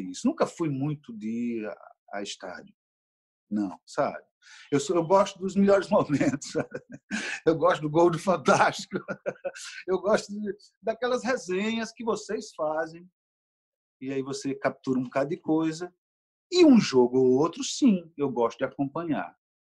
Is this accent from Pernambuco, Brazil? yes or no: yes; Recife, Pernambuco, Brazil; now in Rio de Janeiro, Brazil; Pernambuco está comigo onde eu for. Tanto é que o Recife que eu trago talvez não exista mais